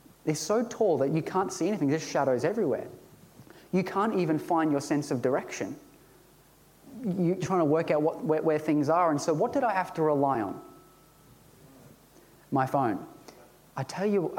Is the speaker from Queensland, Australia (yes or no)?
yes; Ipswich, Queensland, Australia; I grew up in Ipswich